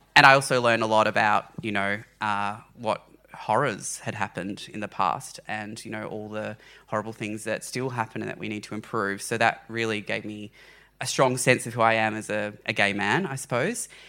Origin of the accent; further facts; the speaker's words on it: Launceston, Tasmania, Australia; I grew up in Launceston, Tasmania